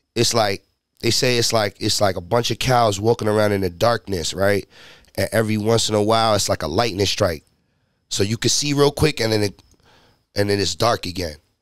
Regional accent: Haverstraw, New York, United States; I'm from Haverstraw, New York

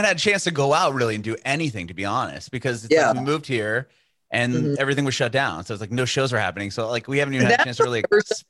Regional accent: San Diego, California, United States; moved away as an adult; now in Nashville, United States; I'm originally from San Diego. My family and I just moved to Nashville like during this whole COVID crisis.

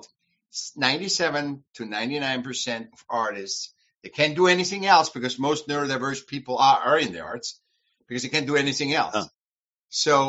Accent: Vienna, Austria; moved away as an adult; now in United States; From Vienna, Austria. And I came when I was 18, 20. I came to the States.

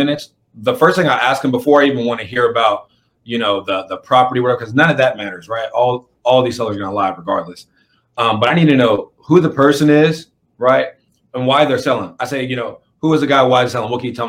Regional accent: Kansas, United States; moved away; I'm originally from Kansas.

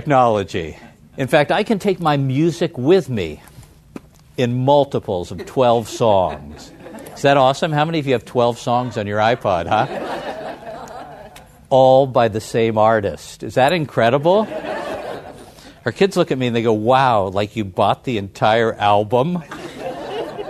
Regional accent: San Francisco, California, United States; my hometown of San Francisco

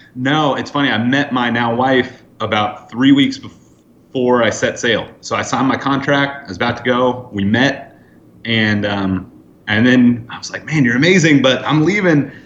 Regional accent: Northern California, United States; I grew up in Northern California

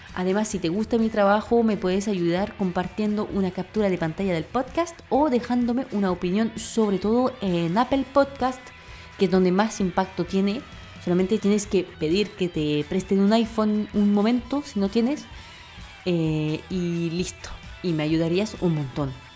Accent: France; moved away; como buena francesa

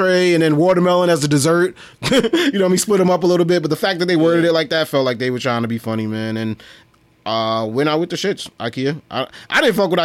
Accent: New York City, New York, United States; we come from Brooklyn

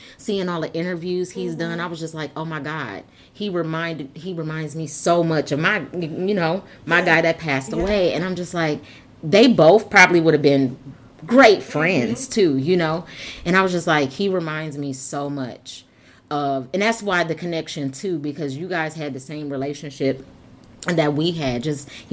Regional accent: Flint, Michigan, United States; I'm from Flint, like I'm like 15 minutes from you

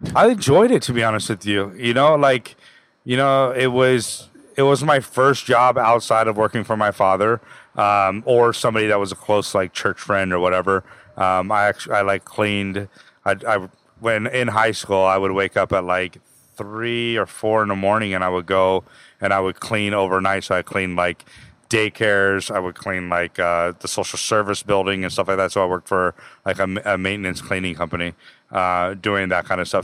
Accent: Placerville, California, United States; also born or lived in Houston, Texas; now in Los Angeles, United States; I grew up in Placerville, Northern California

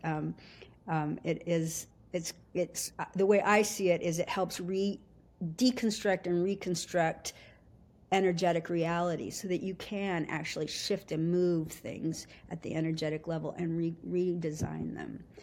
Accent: Anchorage, Alaska, United States; I was raised in Alaska. We moved up there when I was four years old

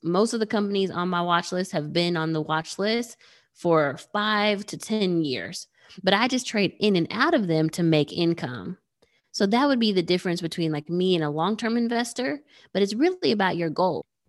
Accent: Nigeria; I'm Nigerian

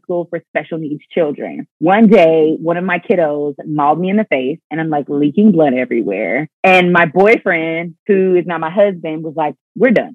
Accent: Pensacola, Florida, United States; moved away as an adult; I started to have a passion for my hometown

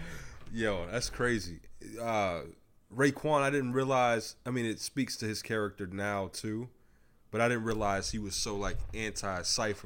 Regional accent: United States; I'm from Park Hill, not in New York, but Park Hill out west

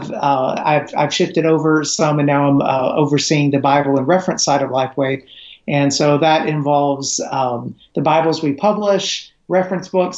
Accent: Middle Tennessee, United States; also born or lived in Romania; I grew up in Middle Tennessee

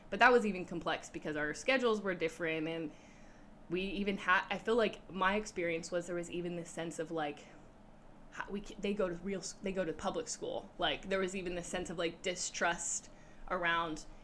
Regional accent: Orlando, Florida, United States; born there; Grew up in the Baptist tradition. I was born in Orlando, Florida. My dad was stationed there, he was in the Navy.

